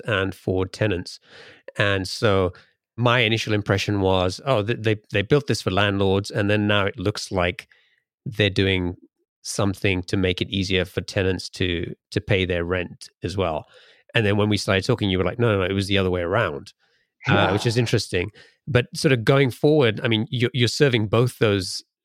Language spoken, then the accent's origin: English; England, United Kingdom; I grew up in England